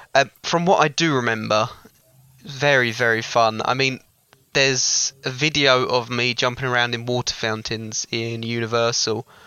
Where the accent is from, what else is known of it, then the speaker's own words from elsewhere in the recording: Southend-on-Sea, East of England, United Kingdom; growing up in Southend, still living in the Southend